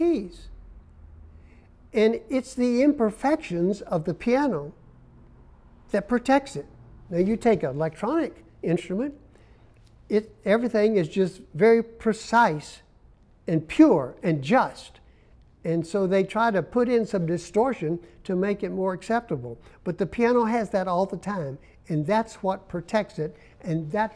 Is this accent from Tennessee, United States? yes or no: yes; Memphis, Tennessee, United States; moved away; also born or lived in Arizona / Columbia, South Carolina; I was from Memphis, Tennessee